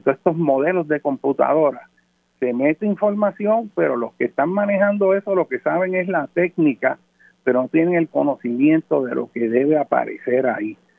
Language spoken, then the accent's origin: Spanish; Puerto Rico; Aquí en Puerto Rico, ser puertorriqueño es como respirar el aire